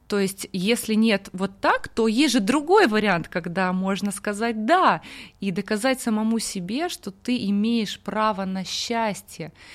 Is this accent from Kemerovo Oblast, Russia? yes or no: no; Kursk, Kursk Oblast, Russia; moved away; also born or lived in Mongolia; я простая девчонка из Курска